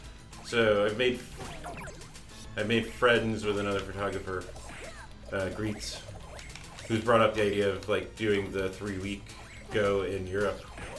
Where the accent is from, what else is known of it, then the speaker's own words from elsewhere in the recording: Arizona, United States; growing up in Arizona